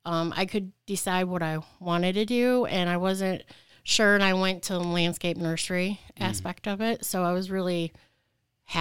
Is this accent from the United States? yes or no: yes; Leslie, Michigan, United States; I actually grew up in a small town south of Lansing, in Leslie. So yes, I am originally from Michigan in the Lansing area.